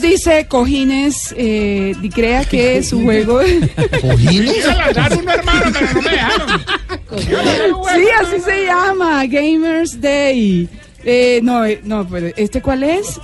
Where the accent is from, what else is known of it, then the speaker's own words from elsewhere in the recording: Valledupar, Cesar, Colombia; yo nací en Valledupar y a mí me bañaron desde chiquito en el río